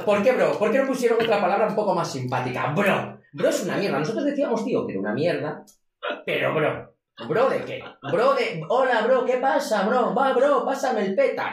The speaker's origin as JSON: {"language": "Spanish", "town": "Vigo", "region": "Galicia", "country": "Spain", "said": "yo soy de Vigo"}